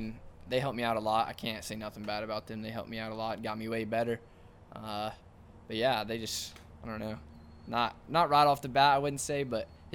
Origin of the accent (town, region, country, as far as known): Indiana, United States